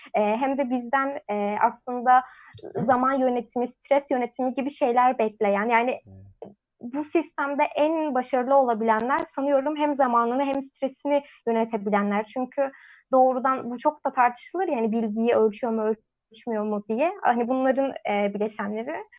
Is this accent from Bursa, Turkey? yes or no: yes; Bursa, Turkey; memleketim Bursa'da